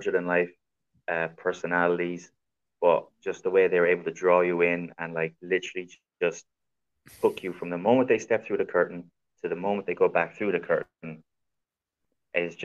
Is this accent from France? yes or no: no; Ireland; I've wrestled for many, many promotions around my home country of Ireland.